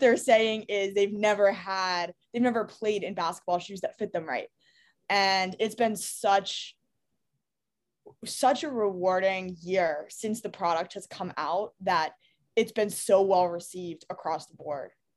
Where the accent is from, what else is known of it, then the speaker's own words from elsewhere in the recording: New York City, New York, United States; I grew up in New York City.